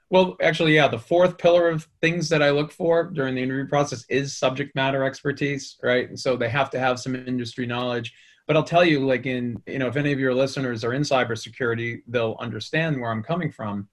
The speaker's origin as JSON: {"language": "English", "town": "Boston", "region": "Massachusetts", "country": "United States", "tie": "born or raised there", "said": "as you can probably tell by my accent, I grew up in the Boston area"}